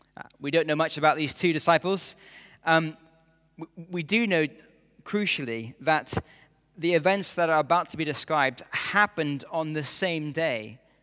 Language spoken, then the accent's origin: English; near Edinburgh, Scotland, United Kingdom; As a schoolboy growing up near Edinburgh